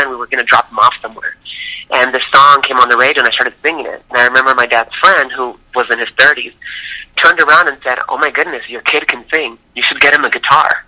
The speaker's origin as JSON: {"language": "English", "town": "Tucson", "region": "Arizona", "country": "United States", "tie": "born or raised there", "said": "Well, I was born and raised in Tucson, Arizona, on uh, West Coast, and I wanted to be a singer since I was three years old."}